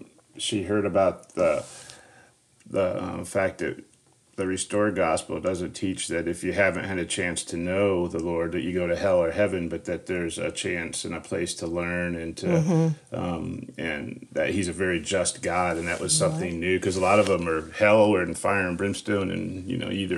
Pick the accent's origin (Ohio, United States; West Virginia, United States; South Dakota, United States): Ohio, United States; Northwest; because we grew up in Northwest Ohio.